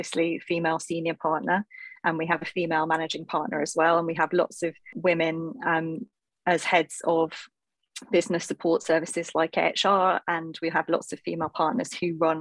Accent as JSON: {"language": "English", "region": "North East England", "country": "United Kingdom", "tie": "born or raised there", "said": "as you can probably tell from my accent, I come from the northeast of England comprehensive school"}